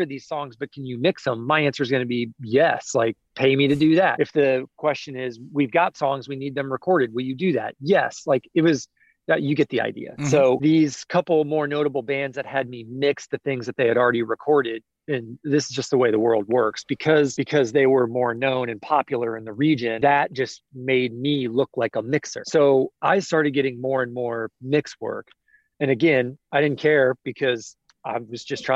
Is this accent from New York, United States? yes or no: no; Kansas City, Missouri, United States; moved away as an adult; now in Nashville, United States; I grew up in Kansas City.